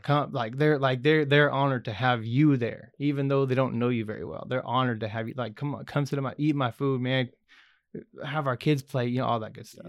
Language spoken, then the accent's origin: English; Goddard, United States; I grew up in Goddard, which is a little far away, uh, little ways from here